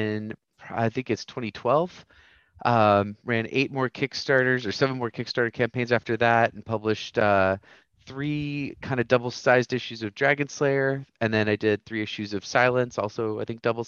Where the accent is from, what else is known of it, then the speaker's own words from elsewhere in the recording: Roswell, New Mexico, United States; moved away; also born or lived in Japan / Texas; I'm from Roswell, New Mexico, originally, land of the aliens.